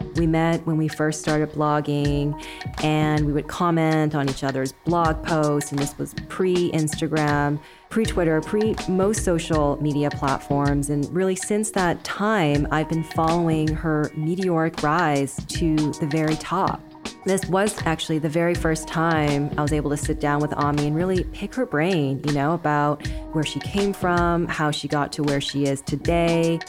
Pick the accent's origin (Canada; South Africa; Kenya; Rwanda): Canada; I'm Canadian